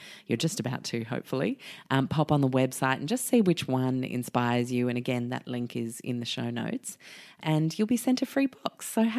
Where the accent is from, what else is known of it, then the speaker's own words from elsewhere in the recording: London, United Kingdom; moved away; I was born in London in England